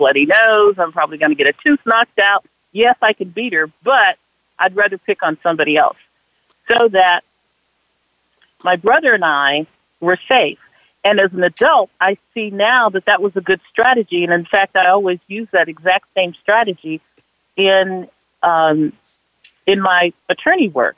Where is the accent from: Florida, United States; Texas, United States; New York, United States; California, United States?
California, United States; Los Angeles; I grew up right here in Watts. I went to this exact same high school, which is Jordan High School.